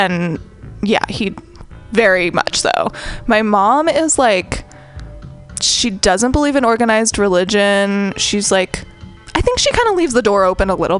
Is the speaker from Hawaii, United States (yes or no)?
no; San Francisco, California, United States; I grew up in San Francisco too